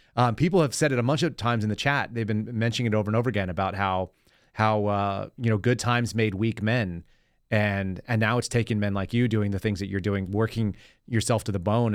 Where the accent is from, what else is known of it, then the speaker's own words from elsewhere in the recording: Texas, United States; also born or lived in California; I was born in California, moved here. My mom was born and raised in California, grew up, went to all the schools there. And so when she got to Texas, I was in third grade